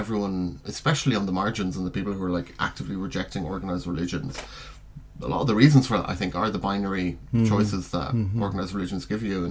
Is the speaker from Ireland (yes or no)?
yes; Ireland; now in United Kingdom; I was born and raised Roman Catholic in Ireland